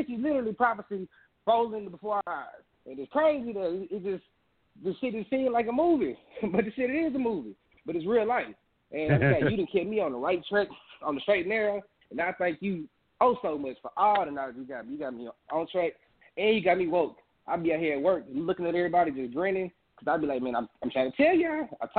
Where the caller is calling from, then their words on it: Houston, Texas, United States; I'm calling from Houston, Texas, bro.